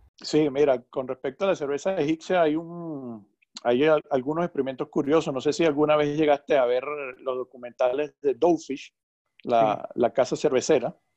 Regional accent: Venezuela; Ciertamente tú y yo somos de Venezuela

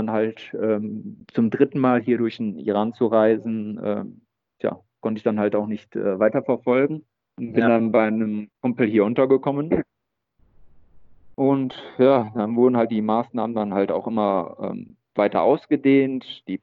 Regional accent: Germany; Ich meine, wir als Deutsche, wir sind ja sowieso irgendwie

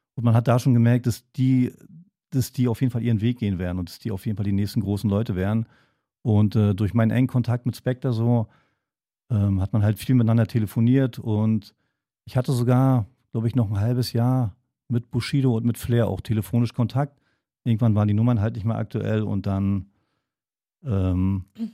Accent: Wolgast, Mecklenburg-Vorpommern, Germany; also born or lived in Potsdam; now in Berlin, Germany; eigentlich komme ich äh, aus Wolgast, einer kleinen Stadt oben an der Ostsee

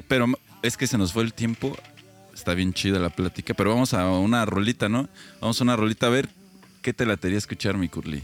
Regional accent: Mexico City, Mexico; now in Querétaro, Mexico; Nosotros sí podemos hablar mal de, esa ciudad porque somos de esa

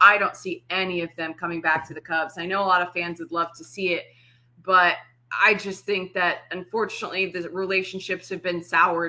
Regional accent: Elmhurst, Illinois, United States; moved away as an adult; I'm not a Chicago proper girl. I was born and raised in Elmhurst, went to York High School, just in the west suburbs. I stayed around the Chicago area for college.

